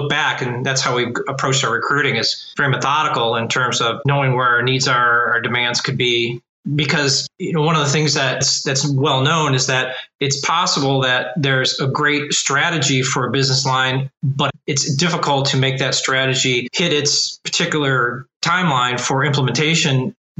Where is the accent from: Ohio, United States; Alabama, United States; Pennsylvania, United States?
Ohio, United States; Cleveland; I've been born and raised in Cleveland, Ohio